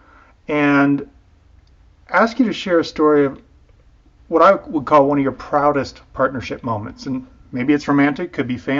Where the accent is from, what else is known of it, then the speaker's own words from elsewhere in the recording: Illinois, United States; I'm from Illinois